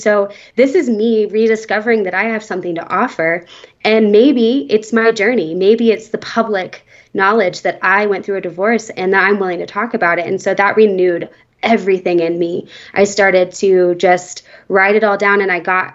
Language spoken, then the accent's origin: English; Nashville, Tennessee, United States; now in Aspen, United States; I grew up in Nashville and I went to a Christian school